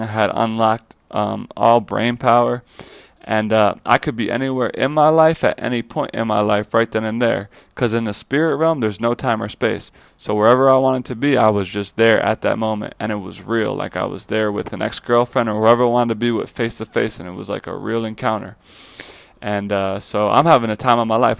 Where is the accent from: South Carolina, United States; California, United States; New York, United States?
New York, United States; Fire Island; moved away as an adult; also born or lived in Florida; now in Los Angeles, United States; I grew up in Fire Island, New York. It's a small island off of Long Island, New York.